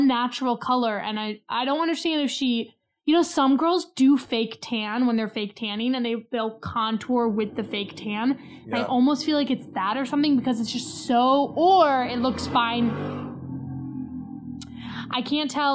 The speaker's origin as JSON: {"language": "English", "country": "United States", "said": "as an American"}